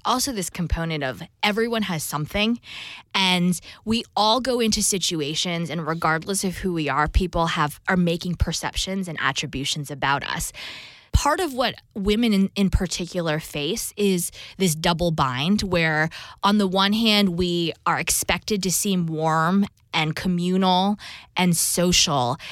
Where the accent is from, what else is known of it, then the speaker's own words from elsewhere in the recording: New Jersey, United States; I'm Taiwanese American, so I'm dual Taiwan U S citizenship, and grew up in New Jersey